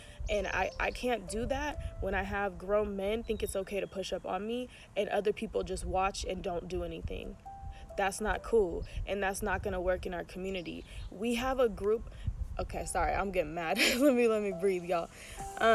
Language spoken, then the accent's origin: English; Oakland, California, United States; I'm still from Oakland.